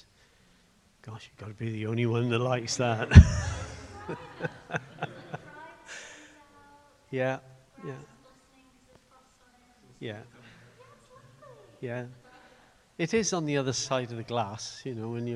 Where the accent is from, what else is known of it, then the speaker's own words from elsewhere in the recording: Swansea, Wales, United Kingdom; now in Cardiff, United Kingdom; the little church I grew up in Morriston